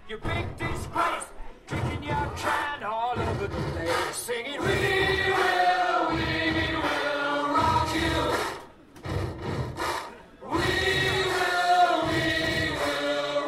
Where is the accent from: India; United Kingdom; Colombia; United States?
United Kingdom; London; being a homegrown girl as well, you know, born and bred in Peckham